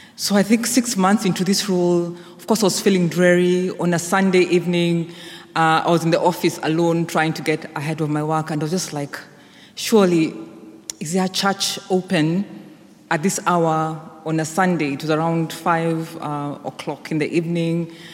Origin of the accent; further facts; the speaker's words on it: Kenya; moved away; I was back home in Kenya, which is my home country.